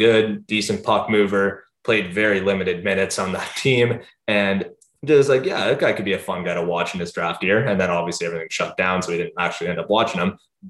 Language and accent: English; London, Ontario, Canada; I am from the London area, so I grew up a Knights fan